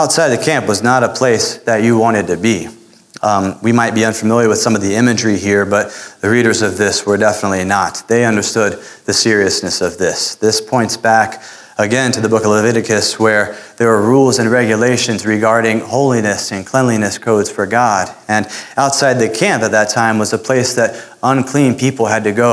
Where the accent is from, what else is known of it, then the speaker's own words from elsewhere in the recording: Florida, United States; moved away; the little Spanish that I learned growing up in Florida